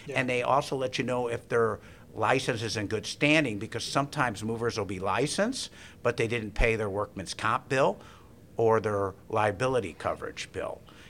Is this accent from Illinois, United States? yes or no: yes; Evanston, Illinois, United States; I had a couple of friends growing up in Evanston.